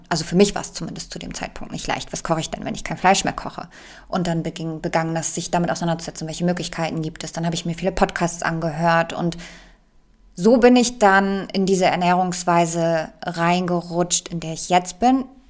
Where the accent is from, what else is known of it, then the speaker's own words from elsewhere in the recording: Poland; moved away; ich komme ja aus Polen gebürtig